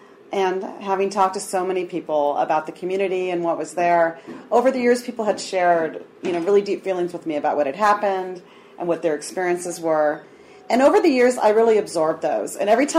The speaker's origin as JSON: {"language": "English", "region": "California", "country": "United States", "tie": "born or raised there", "also_born_or_lived": "New Mexico / Chicago", "moved": "yes", "lives_now": "Tucson, United States", "said": "I was born in California, but my family's New Mexican."}